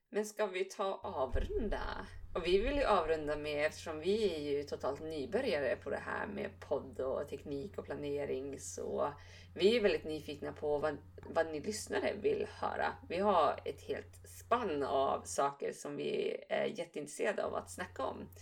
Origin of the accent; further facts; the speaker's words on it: Bjurholm, Västerbotten County, Sweden; umgicks väldigt mycket med mina föräldrar hemma i Bjurholm